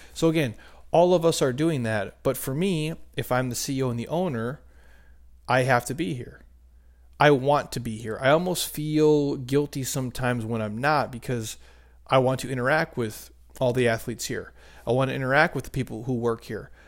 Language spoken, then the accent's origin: English; Minnesota, United States; I grew up in Minnesota